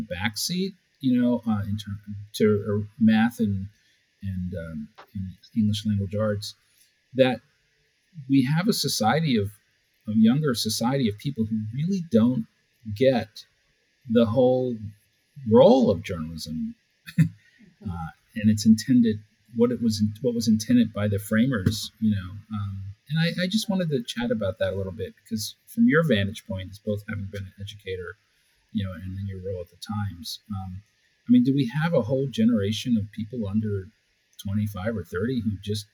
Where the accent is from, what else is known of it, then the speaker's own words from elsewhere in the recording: Washington, District of Columbia, United States; a good part of my upbringing was growing up in Washington, D.C.